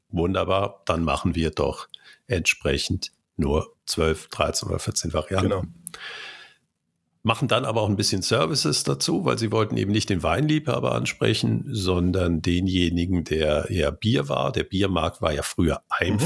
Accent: Cologne, North Rhine-Westphalia, Germany; ich bin in Köln geboren

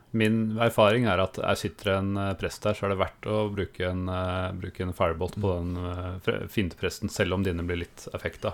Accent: Østfold, Norway; vi har bodd eh, store deler av barndommen i Østfold

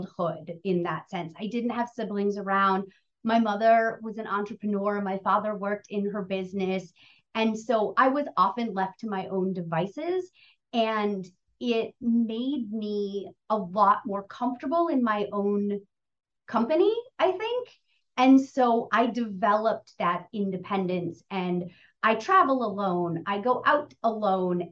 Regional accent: New England, United States; moved away as an adult; also born or lived in Boston / Los Angeles; I grew up in New England, was in school in Boston. I left home 2 months after I graduated college. I drove across country to Los Angeles

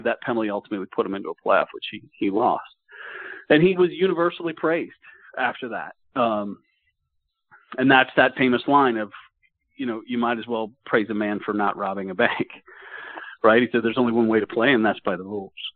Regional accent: Dallas, Texas, United States; my time growing up in the Dallas area

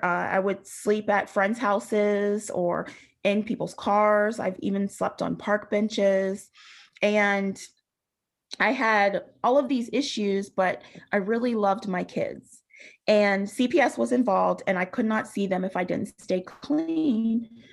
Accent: Western Pennsylvania, United States; I grew up in Western Pennsylvania in a pretty rural area

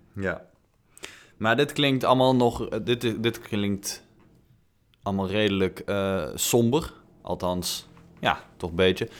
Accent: Netherlands; wij, denk ik, als Nederlanders

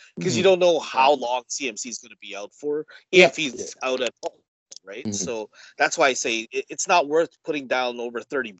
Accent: Canada; we're from Canada

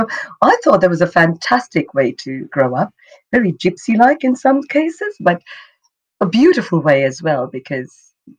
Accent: India; English is a second language; now in Australia; to Australia back in 1988. Funny enough, growing up, I never thought I'd go overseas. I just loved growing up in India. I was very lucky. My father was in the Indian Army.

